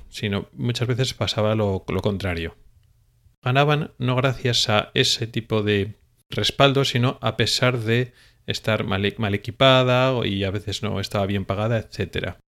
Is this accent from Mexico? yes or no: no; Spain; los que nos hemos educado en una especie de tradición española